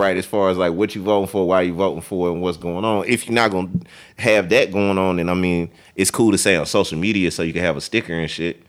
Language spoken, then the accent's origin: English; South Louisiana, United States; moved away as an adult; now in Dallas, United States; I'm from South Louisiana